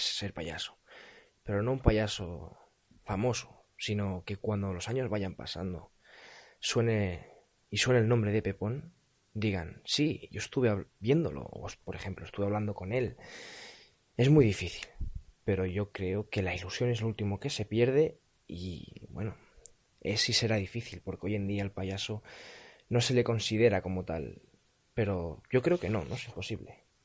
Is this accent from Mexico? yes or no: no; Barcelona, Catalonia, Spain; Tengo 15 años. Soy de Barcelona